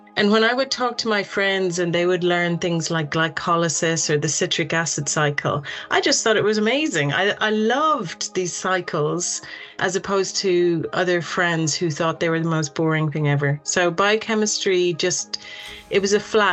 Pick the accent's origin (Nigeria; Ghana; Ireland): Ireland; Dublin, Leinster; moved away as an adult; also born or lived in United Kingdom / United States; I'm from Dublin in Ireland